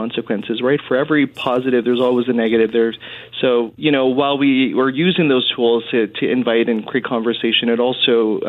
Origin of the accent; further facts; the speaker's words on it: Winnipeg, Manitoba, Canada; moved away as an adult; now in Edmonton, Canada; because I'm from Winnipeg